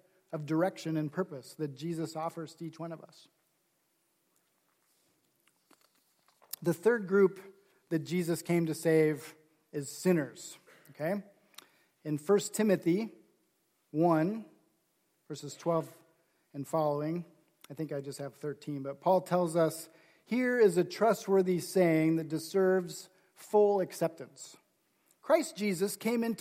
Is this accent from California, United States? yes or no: no; Nebraska, United States; I grew up in Nebraska